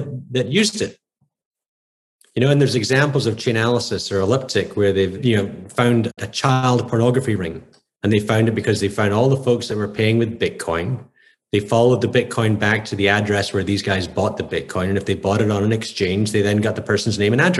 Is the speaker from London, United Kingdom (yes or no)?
no; Scotland, United Kingdom; now in United States; I grew up in Scotland in the 70s